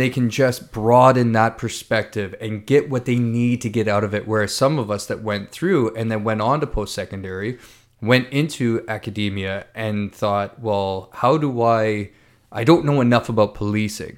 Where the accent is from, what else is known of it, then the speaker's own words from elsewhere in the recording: Ontario, Canada; me growing up in Ontario